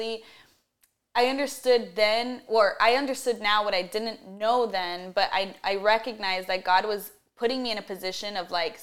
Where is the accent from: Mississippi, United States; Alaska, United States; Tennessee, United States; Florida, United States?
Florida, United States; Miami; also born or lived in Austin, Texas; I was born in Miami and then I went to Texas.